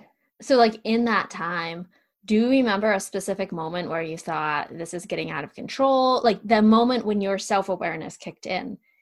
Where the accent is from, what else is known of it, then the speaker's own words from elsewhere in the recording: Pennsylvania, United States; I'm born and bred in Pennsylvania. Like I ski when it's -5 degrees. Like I'm bred for this cold weather.